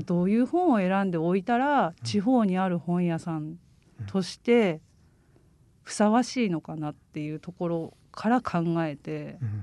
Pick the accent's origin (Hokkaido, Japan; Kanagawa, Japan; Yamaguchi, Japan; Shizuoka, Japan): Hokkaido, Japan; now in Saga, Japan; 私も北海道出身なんですけど、うん、北海道の田舎で育ってて